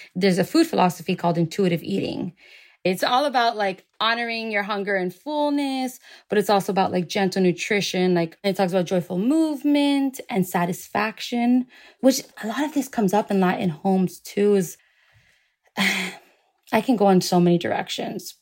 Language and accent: English; Miami, Florida, United States; I was born and raised in Miami